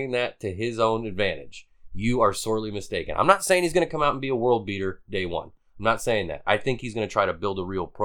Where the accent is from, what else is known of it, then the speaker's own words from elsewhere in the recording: Fort Myers, Florida, United States; we're from Fort Myers, Florida